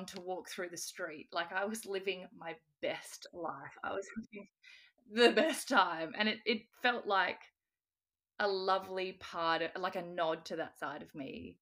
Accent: Australia; I'm Australian

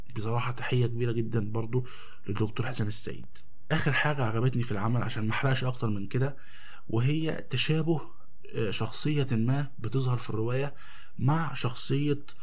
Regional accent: Egypt; عندنا في مصر

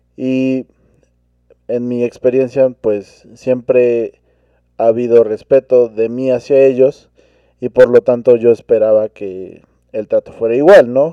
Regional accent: Mexico; como cultura mexicana

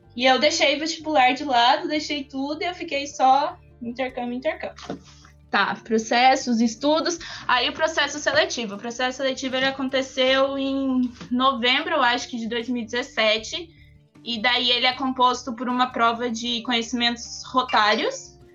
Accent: Foz do Iguaçu, Paraná, Brazil; eu tenho 19 anos, eu sou de Foz do Iguaçu

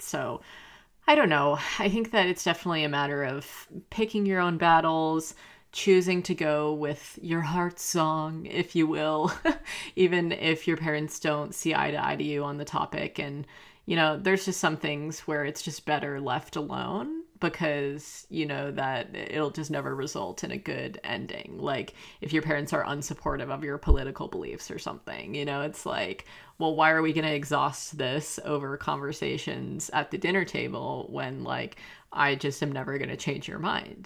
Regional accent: the South, United States; I grew up in the South

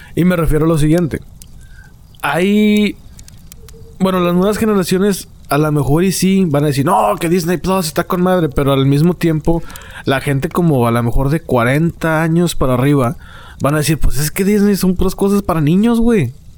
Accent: Monterrey, Nuevo León, Mexico; a nosotros de Monterrey

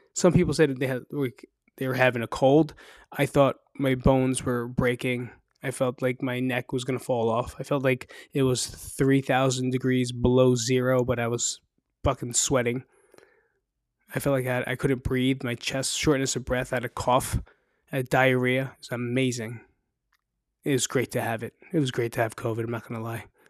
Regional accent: New Jersey, United States; moved away as an adult; now in Las Vegas, United States; I'm from New Jersey

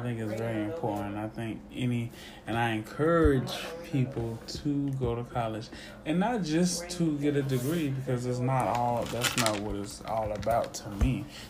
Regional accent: Georgetown County, South Carolina, United States; I'm from Georgetown County, South Carolina, where we don't got shit else to do but play basketball and fight.

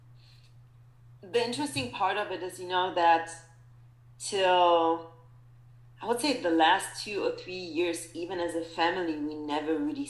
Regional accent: Germany; moved away as an adult; also born or lived in Poland / South Africa; now in United States; Germany, because that's where I really grew up

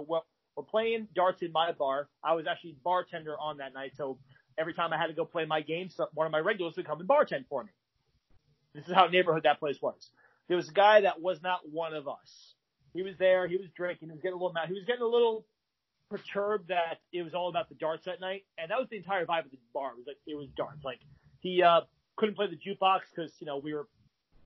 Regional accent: Farmingdale, New York, United States; hometown of Farmingdale, which is on Long Island

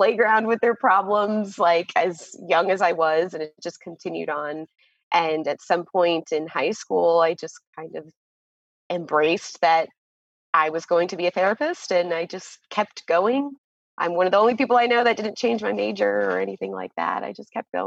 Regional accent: Florida, United States; moved away as an adult; also born or lived in Chile; now in Nevada, United States; I'm from Florida, and I have just moved to Nevada with my husband

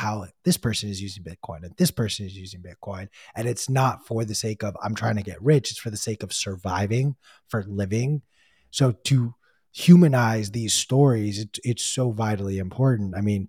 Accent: United States; being the American men that we are

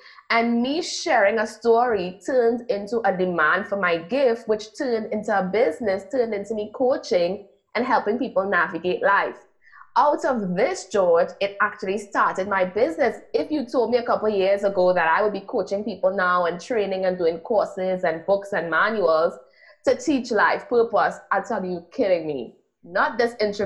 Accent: Trinidad & Tobago; also born or lived in United States; I'm from Trinidad and Tobago, which is a small island in the Caribbean.

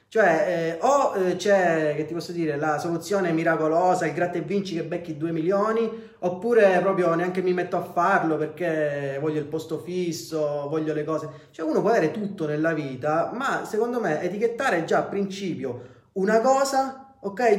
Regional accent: Messina, Sicily, Italy; noi al sud viviamo in una macchina del tempo, nel senso noi qua siamo dieci anni indietro rispetto al, al resto del mondo.

